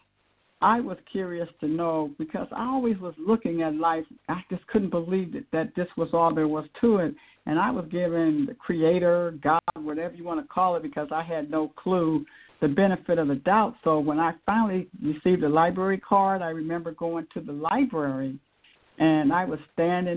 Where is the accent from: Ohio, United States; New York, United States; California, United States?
Ohio, United States; Akron; I grew up in Akron, Ohio